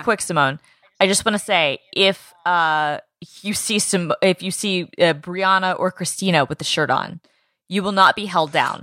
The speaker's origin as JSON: {"language": "English", "town": "Atlanta", "region": "Georgia", "country": "United States", "tie": "born or raised there", "said": "I grew up in Atlanta"}